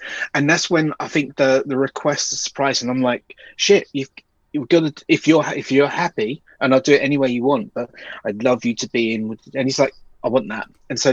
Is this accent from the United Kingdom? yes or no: yes; United Kingdom; we're very British